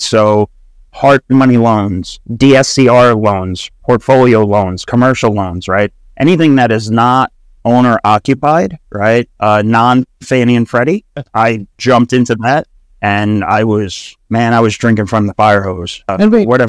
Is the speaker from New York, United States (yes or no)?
yes; Long Island, New York, United States; I was born and raised in New York, Long Island.